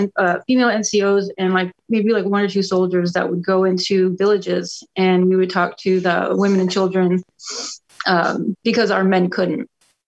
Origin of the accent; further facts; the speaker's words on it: Boston, Massachusetts, United States; born there; also born or lived in Orlando, United States; I was born in the Boston area, but lived in Orlando, so I've been like traveling literally my whole life before, during, and after the army.